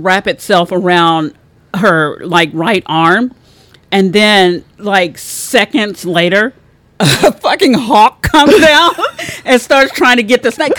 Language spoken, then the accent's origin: English; Texas, United States; And as a Texan